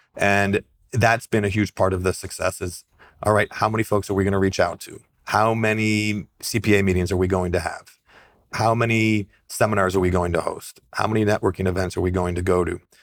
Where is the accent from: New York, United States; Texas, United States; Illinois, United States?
New York, United States; the Adirondacks; I grew up in the Adirondacks, outside hiking